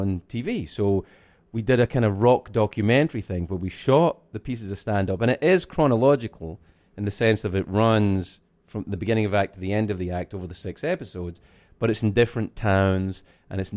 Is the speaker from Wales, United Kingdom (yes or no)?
no; Scotland, United Kingdom; I'm from Scotland.